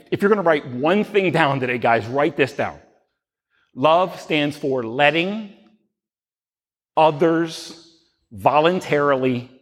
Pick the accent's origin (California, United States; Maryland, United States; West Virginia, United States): Maryland, United States; Baltimore; We're from Baltimore